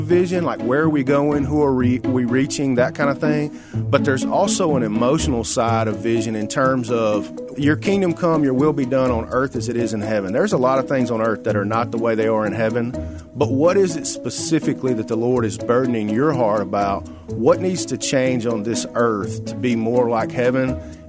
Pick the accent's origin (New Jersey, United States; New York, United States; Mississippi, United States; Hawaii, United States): Mississippi, United States; Sladen; now in Memphis, United States; I grew up in Sladen, Mississippi